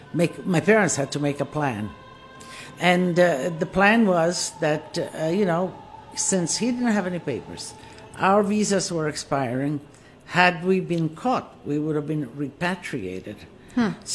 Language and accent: English; Istria County, Croatia; moved away; I was born in Istria, Italian, and as I was born, it went under communism. And so my young years, if you will, formative years, I spent under Yugoslavia, but in an Italian home.